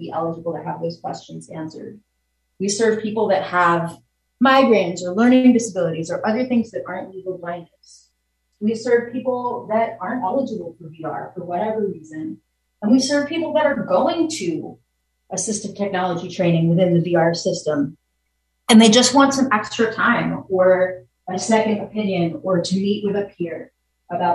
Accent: Virginia, United States; now in New York, United States; I was from Virginia

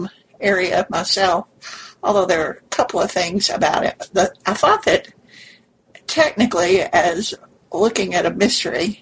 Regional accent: near Paducah, Kentucky, United States; now in Lexington, United States; Paducah is like 20 miles from my hometown.

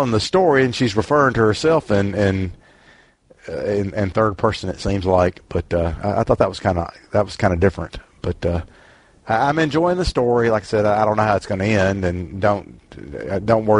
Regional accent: Jackson, Mississippi, United States; I grew up in the South in Jackson, Mississippi

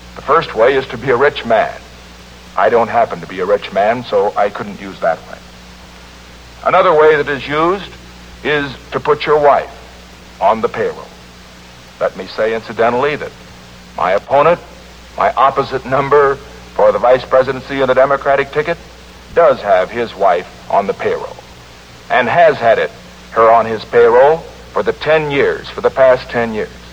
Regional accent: California, United States; my home state of California

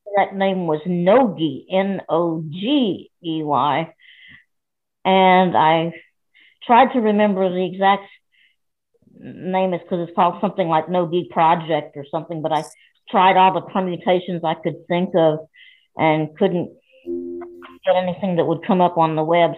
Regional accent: New England, United States; I'm from New England

